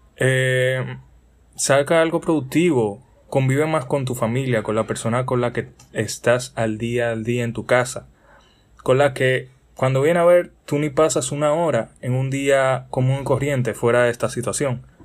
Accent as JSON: {"language": "Spanish", "country": "Dominican Republic", "said": "soy un simple joven dominicano"}